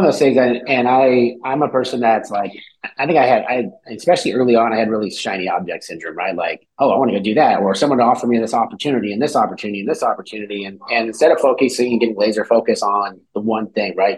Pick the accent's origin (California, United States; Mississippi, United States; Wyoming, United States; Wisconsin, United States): California, United States; moved away as an adult; also born or lived in Cleveland, Ohio; I'm from California originally. I moved out to Ohio